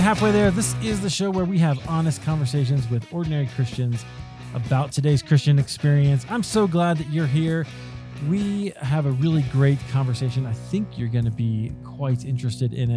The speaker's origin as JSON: {"language": "English", "region": "Iowa", "country": "United States", "tie": "born or raised there", "said": "I grew up in Iowa"}